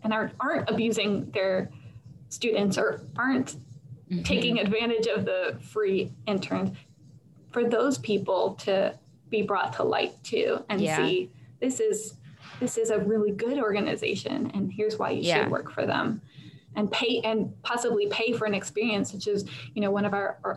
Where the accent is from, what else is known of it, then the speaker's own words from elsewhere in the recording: Buffalo, New York, United States; moved away; also born or lived in Northern Virginia; I am from Buffalo, New York.